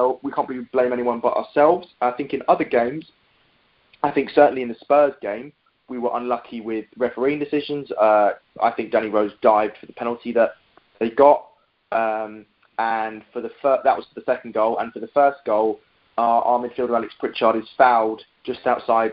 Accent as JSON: {"language": "English", "region": "London", "country": "United Kingdom", "tie": "born or raised there", "said": "I live in East London, have done all my life, was born here, lived here, raised here, still live here"}